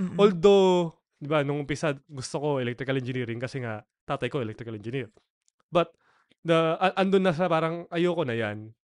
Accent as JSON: {"language": "Tagalog", "region": "Pampanga", "country": "Philippines", "said": "Kapampangan ako"}